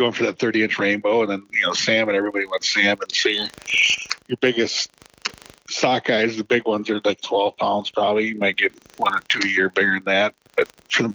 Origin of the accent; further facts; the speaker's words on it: Minnesota, United States; now in Alaska, United States; I grew up in Minnesota, so I grew up with a fin rod in my hand